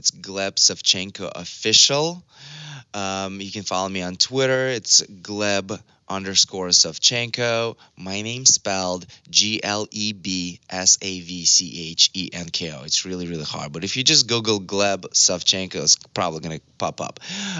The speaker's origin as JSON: {"language": "English", "country": "Russia", "also_born_or_lived": "Los Angeles, United States", "moved": "yes", "lives_now": "Malibu, United States", "said": "I'm from Russia, and I'm here in LA, in Malibu right now. And, you know, I made it happen for myself. I had nothing, literally. You know, I come from a very regular family, a poor family from Russia."}